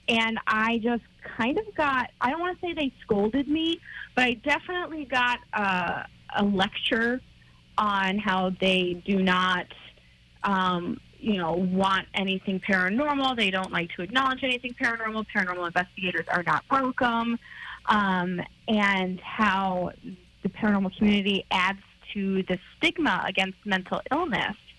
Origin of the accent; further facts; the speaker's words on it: Buffalo, New York, United States; my hometown here in Buffalo